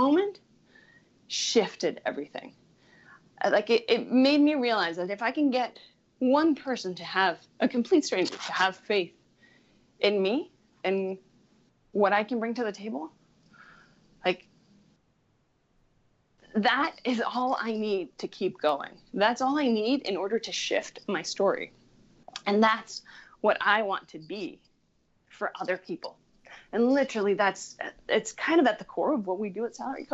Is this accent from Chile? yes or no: yes; Chile; I grew up in Chile, which is Latin America